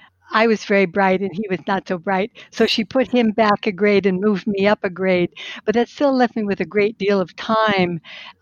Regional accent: Southern California, United States; also born or lived in Minnesota; I was born in Minnesota. And I grew up in Southern California

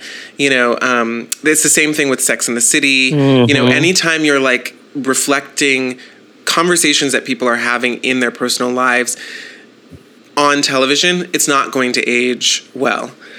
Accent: the South, United States; and also I'm from the South.

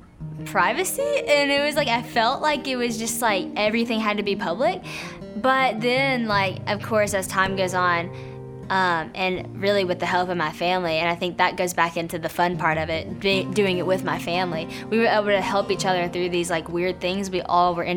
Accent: West Monroe, Louisiana, United States; I grew up in West Monroe, Louisiana

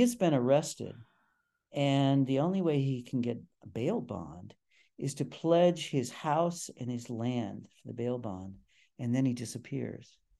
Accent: Cleveland, Ohio, United States; moved away as an adult; also born or lived in Stanford / Montreal; I grew up in the city

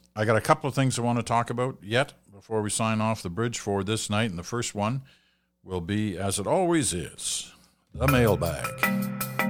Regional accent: England, United Kingdom; now in Canada; I was born in England. I have a British passport. I'm a Canadian citizen.

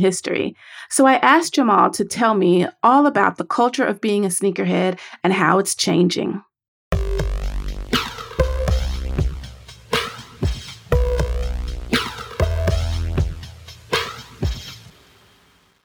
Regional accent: the South, United States; I am from the South

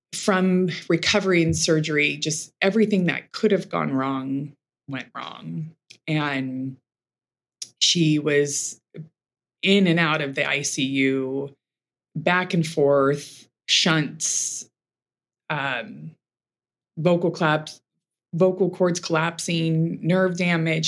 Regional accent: Los Angeles, California, United States; now in Manhattan Beach, United States; I grew up in Brentwood, more in, in, West LA, so not not too far.

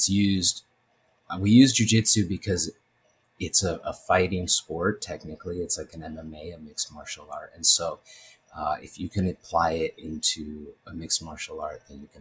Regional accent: Los Angeles, California, United States; also born or lived in New York / Santa Barbara / Simi Valley; I'm from the San Fernando Valley, so from Los Angeles area, greater LA, and I grew up, I went to school in Bel Air and Los Angeles and Mulholland, all these places I lived

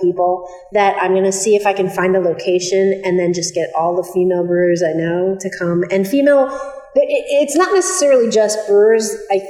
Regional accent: Hawaii, United States; moved away; I'm originally from Hawaii

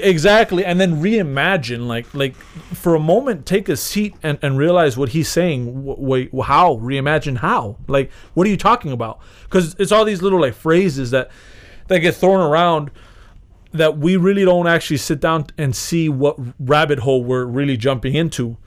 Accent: United States; I'm from America

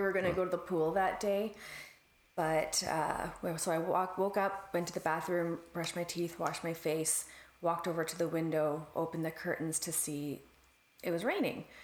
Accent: Canada; as a Canadian

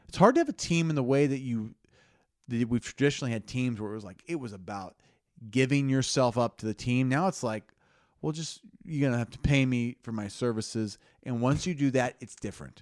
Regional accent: Lincoln, Nebraska, United States; born or raised there

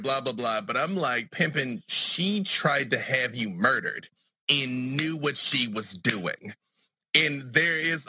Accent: Arkansas, United States; also born or lived in Atlanta, Georgia; now in Burbank, United States; I'm from Arkansas, where the Klan is currently headquartered, White County, Arkansas. And I left Arkansas and went to Atlanta, Georgia

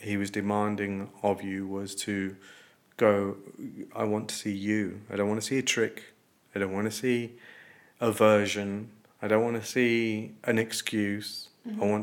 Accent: Coventry, West Midlands, United Kingdom; I'm a kid from a corner shop in Coventry

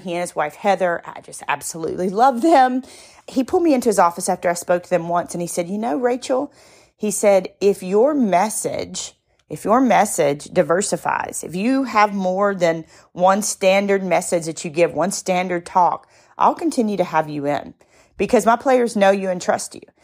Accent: the South, United States; I'm from the South

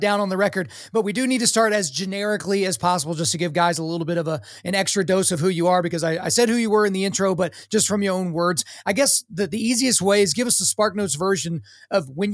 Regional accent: Oklahoma, United States; I grew up in Oklahoma, so that's the belt buckle, the Bible belt.

